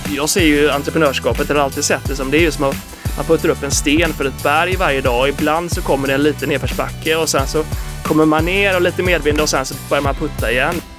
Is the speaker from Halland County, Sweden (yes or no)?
yes; Kungsbacka, Halland County, Sweden; moved away as an adult; now in Gothenburg, Sweden; jag är faktiskt från Kungsbacka, söder om Göteborg